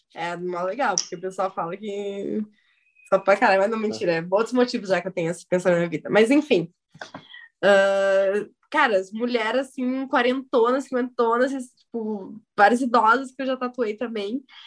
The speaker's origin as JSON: {"language": "Portuguese", "town": "São Leopoldo", "region": "Rio Grande do Sul", "country": "Brazil", "tie": "born or raised there", "said": "eu sou o estereotipo do Rio Grande do Sul. Nasci em São Leopoldo"}